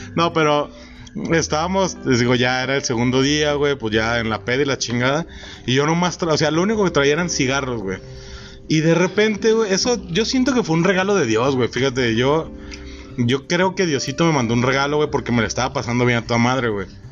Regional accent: Mexico; como buen mexicano naco

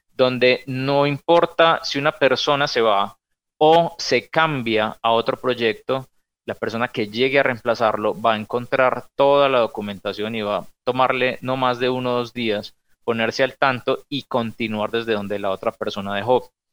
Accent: Medellín, Antioquia, Colombia; nosotros somos de Medellín

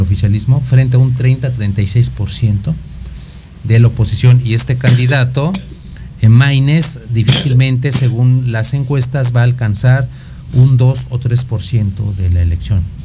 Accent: Mexico; nosotros como mexicanos

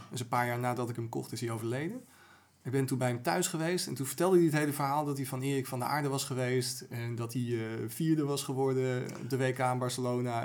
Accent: Amsterdam, North Holland, Netherlands; als Amsterdammer

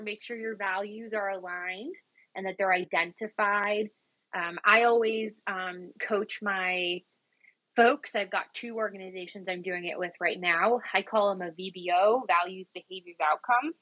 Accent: Cleveland, Ohio, United States; I'm from Cleveland, Ohio

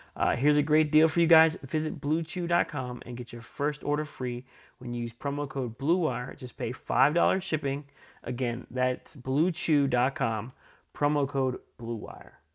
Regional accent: East Coast, United States; I grew up on the East Coast, so I was around a lot of Giants fans

